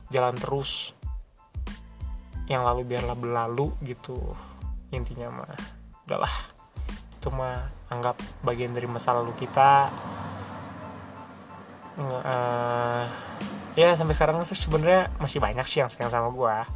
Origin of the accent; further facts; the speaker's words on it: Bogor, West Java, Indonesia; also born or lived in Bekasi; gue lahir di Bekasi cuma 40 hari di sana dan gue semenjak 40 hari itu di Bogor gitu dan hitungannya udah orang Bogor dong 20 tahun men seumur hidup gue di Bogor